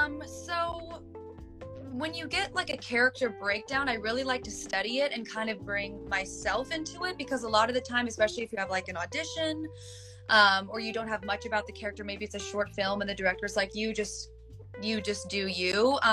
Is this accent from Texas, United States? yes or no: no; California, United States; now in Los Angeles, United States; I came from Northern California. I didn't know anyone in LA.